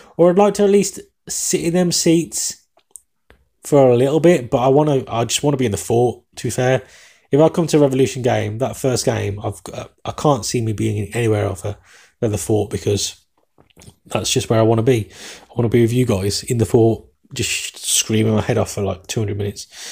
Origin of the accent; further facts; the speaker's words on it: England, United Kingdom; accent: English; my English accent